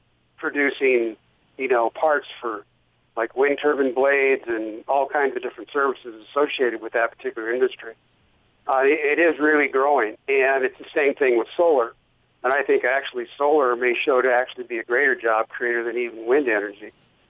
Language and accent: English; Iowa, United States; now in Utah, United States; I grew up in Iowa in the Midwest